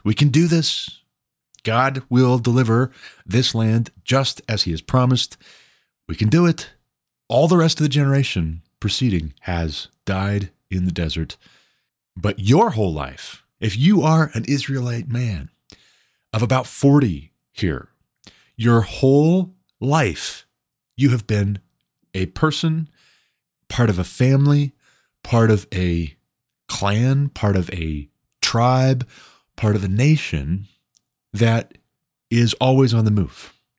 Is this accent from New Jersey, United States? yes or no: no; Glendive, Montana, United States; now in Colorado, United States; I came out to find better opportunity economically in my home state in eastern Montana. I moved back to my hometown, settled my family there